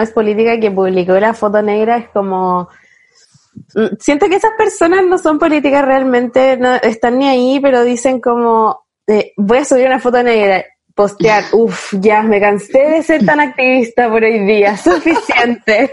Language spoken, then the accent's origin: Spanish; Chile; yo, chilena, al fin del mundo